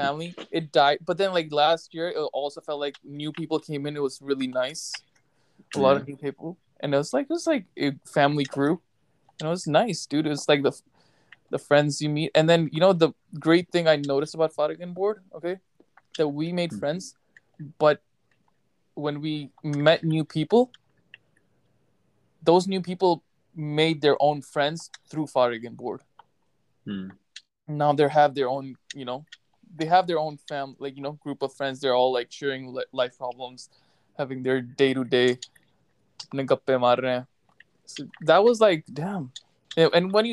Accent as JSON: {"language": "English", "country": "United States", "tie": "born or raised there", "moved": "yes", "lives_now": "Pakistan", "said": "So I grew up in America"}